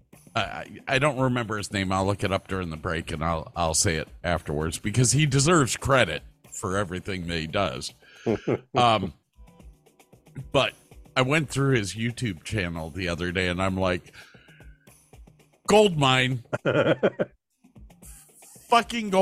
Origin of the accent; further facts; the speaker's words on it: Berea, Ohio, United States; I'm from Cleveland. Well, Berea, exactly